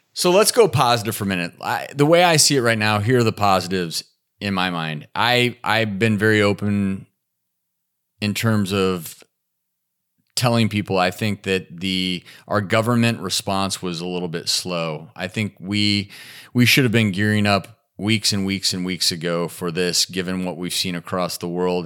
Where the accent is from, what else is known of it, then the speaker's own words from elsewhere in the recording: Nashville, Tennessee, United States; my hometown of Nashville